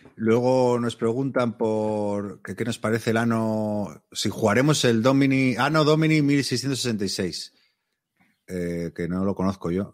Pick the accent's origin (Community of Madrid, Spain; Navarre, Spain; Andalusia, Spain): Community of Madrid, Spain; Madrid; yo soy de Madrid